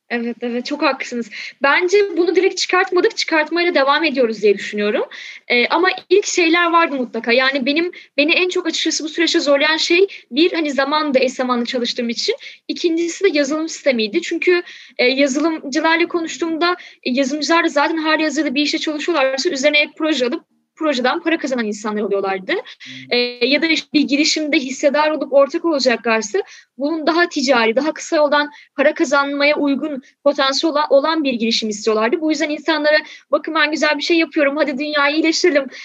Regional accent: Balıkesir, Turkey; also born or lived in Şanlıurfa; now in Istanbul, Turkey; Şimdi ben Balıkesir'de büyüdüm. Yani şu an İstanbul'da yaşıyorum. Ama hani orada doğup büyüdüm.

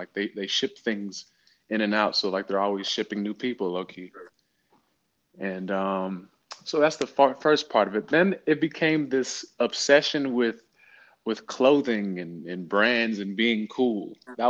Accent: Virginia, United States; so I grew up in Virginia and it is a military town.

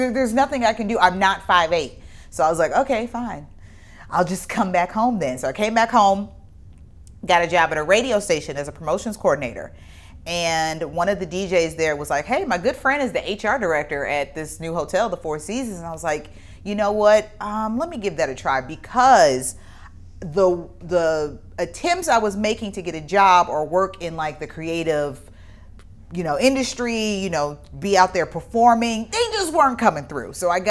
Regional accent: Midwest, United States; being born in the year that I was and growing up in the Midwest.

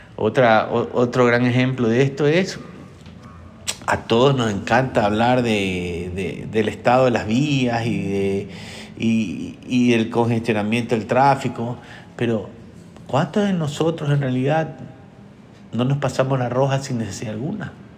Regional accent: Ecuador; yo soy ecuatoriano

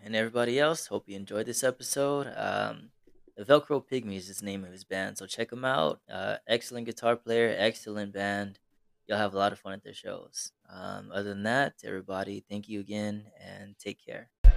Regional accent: Texas, United States; as a Texan born

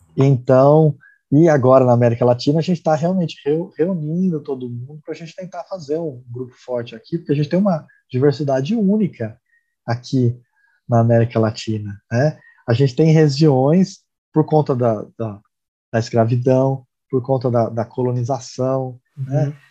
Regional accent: Brazil; minha esposa é tcheca, eu sou brasileiro

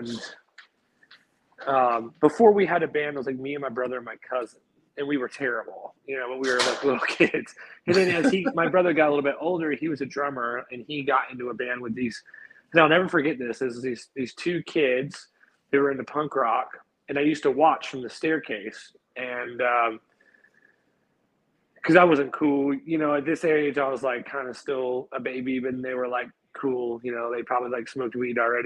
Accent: Greensboro, North Carolina, United States; moved away as an adult; also born or lived in Chapel Hill, North Carolina / Charlotte, North Carolina / Florida; I was born in Chapel Hill, and I grew up in a city called Greensboro, North Carolina.

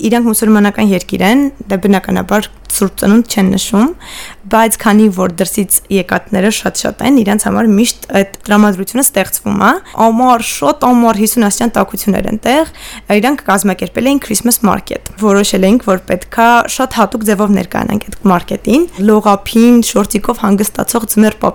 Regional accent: Yerevan, Armenia; moved away as an adult; also born or lived in Bulgaria / Stepanakert; Ես Երևանում եմ մեծացել, թեև մամաս Արցախից է ու մենք շատ ժամանակ Արցախ ենք գնում, ամառային արձակուրդները երկար այնտեղ ենք անցկացնում, բայց հիմնականում մեծ քաղաքի կյանքով եմ ես ապրել, Երևանը եթե կարելի է մեծ քաղաք անվանել

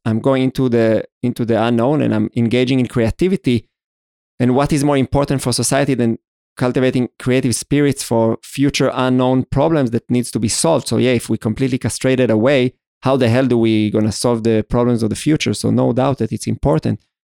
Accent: Israel; I was born in Israel, I'm Jewish, I went through this ceremony at the age of thirteen

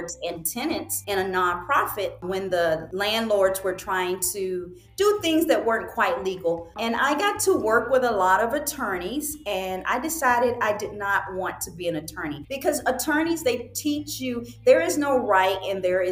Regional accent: United States; moved away as an adult; also born or lived in Virginia / North Carolina; now in Rio Grande Valley, United States; When people ask me where I was raised, I always go Virginia, North Carolina

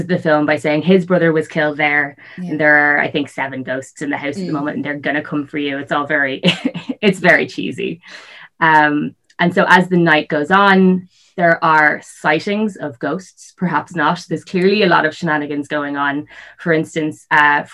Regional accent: North County Dublin, Leinster, Ireland; I grew up in North County Dublin

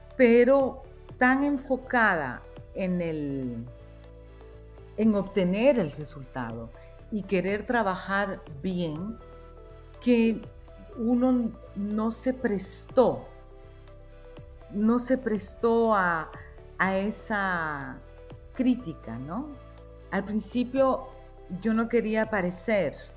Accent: Tegucigalpa, Francisco Morazán, Honduras; yo nací en Tegucigalpa, o sea que soy una citadina

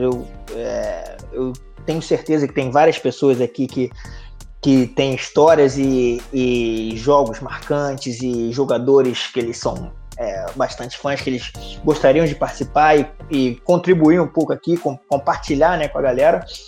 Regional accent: Rio de Janeiro, Brazil; moved away as an adult; now in Canada; Eu sou do Rio, sou carioca, nascido e criado em Bangu, torcedor do Vasco

